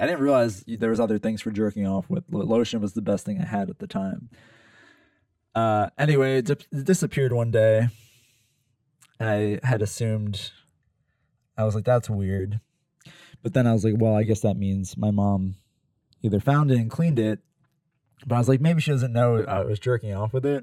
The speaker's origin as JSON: {"language": "English", "region": "Pennsylvania", "country": "United States", "tie": "born or raised there", "moved": "yes", "said": "living at home, probably in, in, in, you know, bumblefuck Pennsylvania in my hometown"}